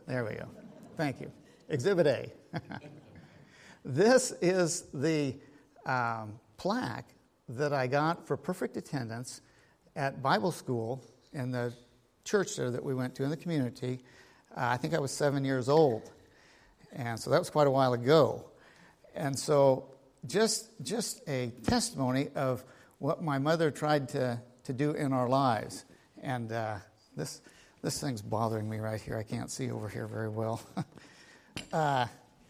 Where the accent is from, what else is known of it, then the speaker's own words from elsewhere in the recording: United States; I grew up here in Linn County. And I grew up on the farm